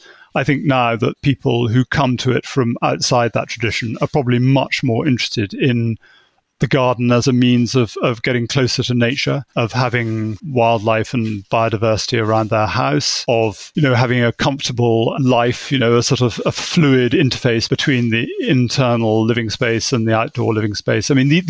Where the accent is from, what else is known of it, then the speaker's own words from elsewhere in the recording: England, United Kingdom; But being English, I think is a good start in the gardening world, or being British anyway.